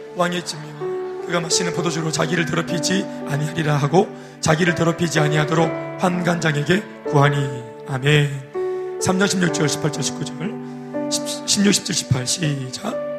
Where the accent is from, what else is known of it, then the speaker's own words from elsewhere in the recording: Daegu, South Korea; 저는 정말 대구에서 컸지만, 도시에서 컸지만, 대도시, 대도시죠, 대구가.